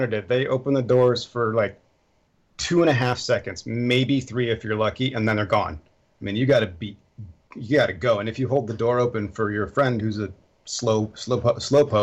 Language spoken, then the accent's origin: English; Portland, United States; moved away as an adult; now in Germany; I'm from Portland